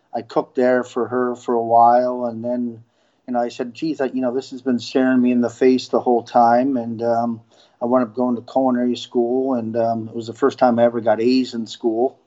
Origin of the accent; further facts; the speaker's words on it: upstate New York, United States; now in Florida, United States; I grew up uh, in upstate New York